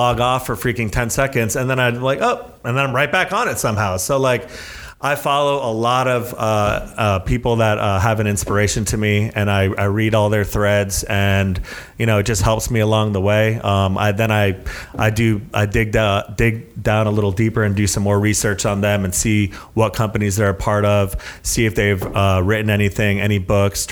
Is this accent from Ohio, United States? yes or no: no; South Florida, United States; moved away; I'm from South Florida. I lived by the beach